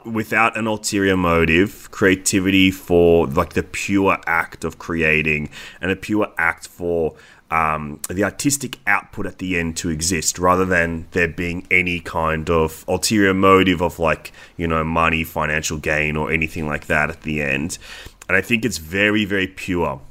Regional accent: Australia; we are Australian

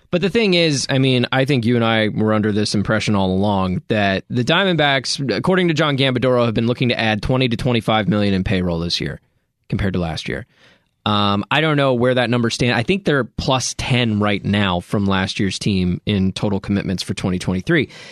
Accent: Dallas, Texas, United States; I grew up in Dallas

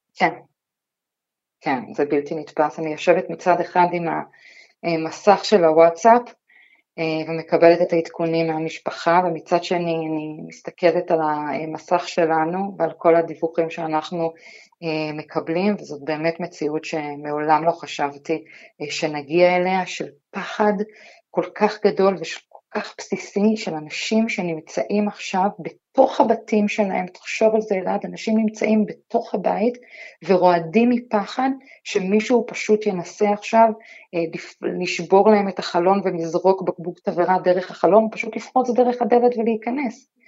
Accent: Lod, Central District, Israel; moved away as an adult; ילדותי ונעוריי עברו בלוד

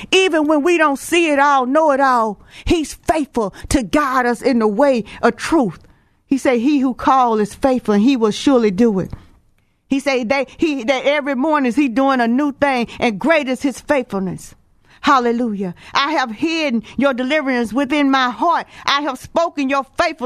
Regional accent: Houston, Texas, United States; I'm from Texas, Houston

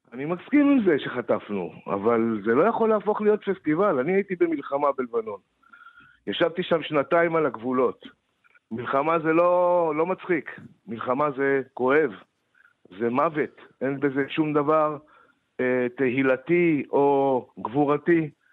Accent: Moshav Yesha, western Negev, Southern District, Israel; moved away; אני גדלתי שם

